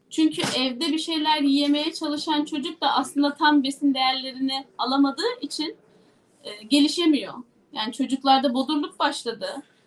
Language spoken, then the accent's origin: Turkish; Yozgat Province, Turkey